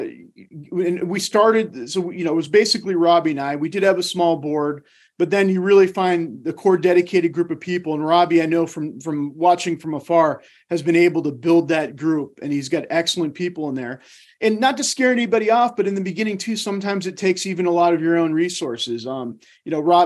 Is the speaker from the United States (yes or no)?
yes; D.C., District of Columbia, United States; moved away; I grew up outside of Washington, D.C.